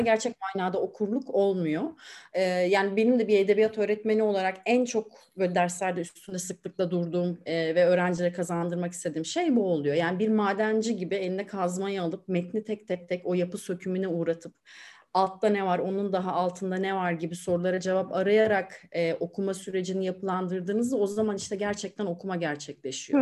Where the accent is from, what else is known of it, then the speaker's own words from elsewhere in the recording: Aegean Region, Turkey; moved away as an adult; now in Istanbul, Turkey; ben Egeliyim